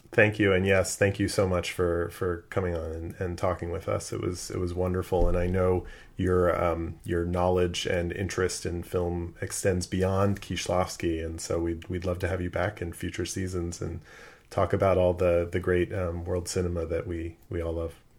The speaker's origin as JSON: {"language": "English", "town": "Los Angeles", "region": "California", "country": "United States", "tie": "born or raised there", "said": "growing up in Los Angeles"}